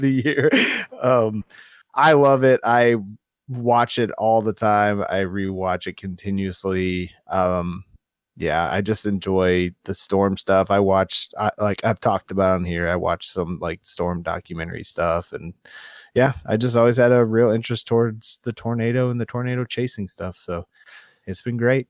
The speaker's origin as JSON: {"language": "English", "region": "Minnesota", "country": "United States", "said": "I'm from Minnesota"}